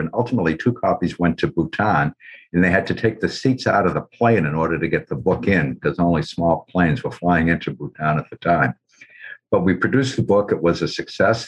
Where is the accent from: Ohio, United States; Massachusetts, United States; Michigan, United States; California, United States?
Massachusetts, United States; Cambridge; I was born in Cambridge, as was my dad